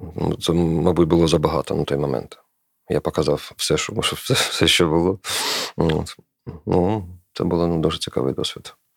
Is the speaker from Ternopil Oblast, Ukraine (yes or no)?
no; Kharkiv, Kharkiv Oblast, Ukraine; moved away; я з Харкова